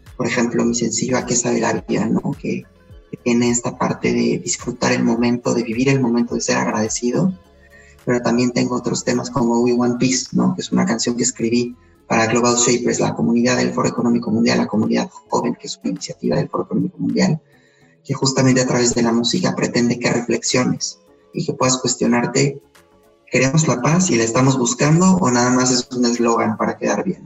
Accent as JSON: {"language": "Spanish", "region": "Puebla", "country": "Mexico", "also_born_or_lived": "Spain", "said": "soy poblano, soy mexicano y español"}